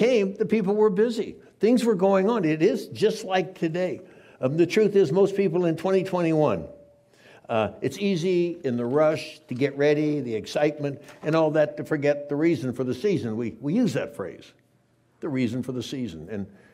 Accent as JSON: {"language": "English", "town": "San Diego", "region": "California", "country": "United States", "tie": "born or raised there", "said": "I grew up in San Diego, lived in a town, kind of a duplex with my grandparents until I was 11 years old"}